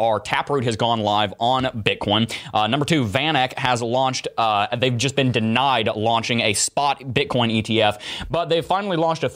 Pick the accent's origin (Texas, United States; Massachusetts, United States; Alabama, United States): Alabama, United States; now in Gainesville, United States; I hail from Alabama